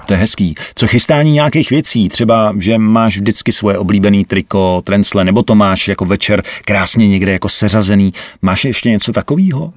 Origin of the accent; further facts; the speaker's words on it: Vrchlabí, Hradec Králové Region, Czechia; U nás v Krakonoších, protože já jsem vrchlabák